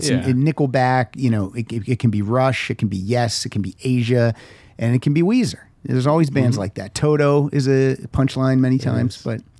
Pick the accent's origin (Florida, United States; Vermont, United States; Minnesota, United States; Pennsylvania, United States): Pennsylvania, United States; western; now in Los Angeles, United States; I'm from the West.